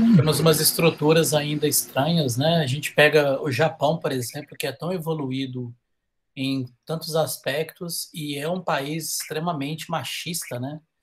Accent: Minas Gerais, Brazil

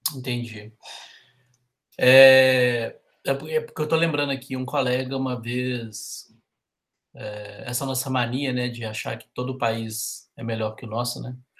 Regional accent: Brazil; nós brasileiros

